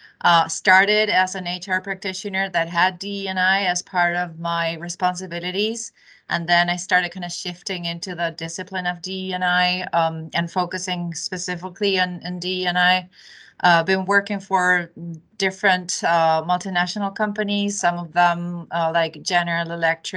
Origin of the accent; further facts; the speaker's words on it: Uruguay; also born or lived in Argentina / Latin America; now in United States; I am originally from South America, born and raised in a small country called Uruguay, and then moved over to Argentina